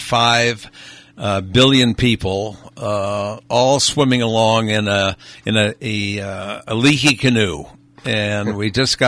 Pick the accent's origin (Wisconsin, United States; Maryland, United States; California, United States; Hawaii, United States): Hawaii, United States; Honolulu; born there; First of all, I was born in 1938 in Honolulu, Hawaii. So my first memory is actually watching with my brother the attack on Pearl Harbor from our tree fort, which overlooked Pearl Harbor.